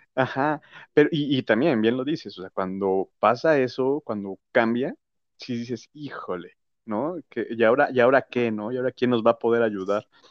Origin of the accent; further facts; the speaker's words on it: Mexico; also born or lived in United States; now in Mexico City, Mexico; nosotros como mexicanos